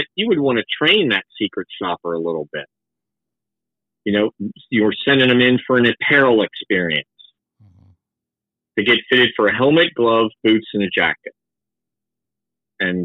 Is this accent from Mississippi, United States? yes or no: yes; Tupelo, Mississippi, United States; also born or lived in Fredericksburg, Virginia; I was born in Tupelo, Mississippi in 1970